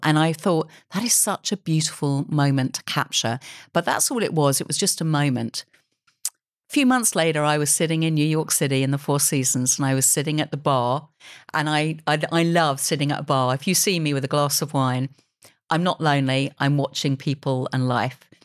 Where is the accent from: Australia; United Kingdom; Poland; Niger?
United Kingdom; I love being a British creator.